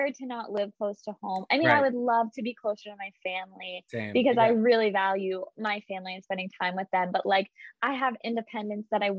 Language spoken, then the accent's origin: English; Morgantown, West Virginia, United States; moved away as an adult; also born or lived in Providence, Rhode Island; I loved growing up in Morgantown